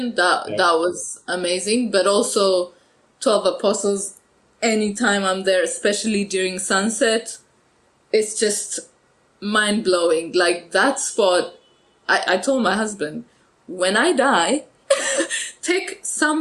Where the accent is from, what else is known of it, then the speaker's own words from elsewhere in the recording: Ethiopia; moved away as an adult; now in Melbourne, Australia; when I was growing up in Ethiopia, since we're landlocked